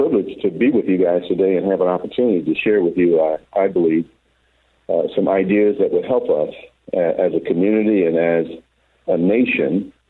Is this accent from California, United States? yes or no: yes; Los Angeles, California, United States; now in Washington, D.C., United States; I'm originally a Southern California boy, so that's not too far from where I grew up in the Los Angeles area.